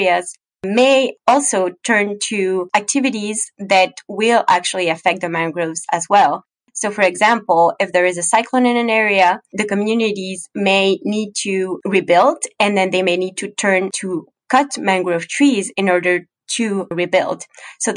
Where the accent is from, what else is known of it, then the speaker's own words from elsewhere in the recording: Ecuador; moved away; I'm actually originally from Ecuador